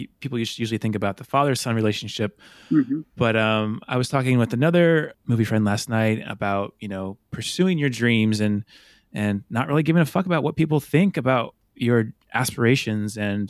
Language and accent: English; Illinois, United States; moved away; I'm from Illinois originally, and we were driving from Colorado to Illinois.